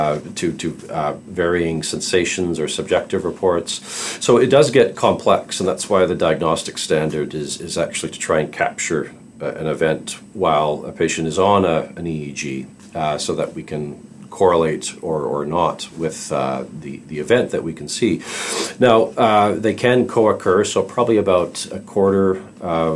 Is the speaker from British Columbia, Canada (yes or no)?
no; Calgary, Alberta, Canada; I'm a pediatric psychologist from Calgary, Canada